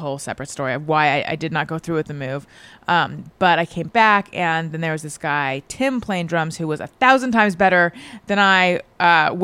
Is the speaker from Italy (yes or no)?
no; Orange County, California, United States; first language English; I'm from Orange County originally